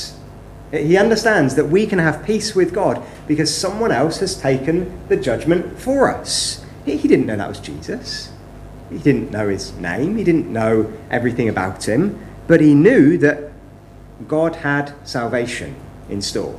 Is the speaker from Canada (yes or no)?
no; West Country, South West England, United Kingdom; Growing up, I was brought up in the West Country.